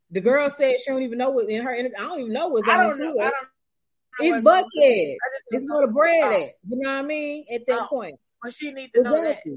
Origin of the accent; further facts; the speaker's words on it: Missouri, United States; now in Metro Atlanta, United States; I'm from Missouri, right?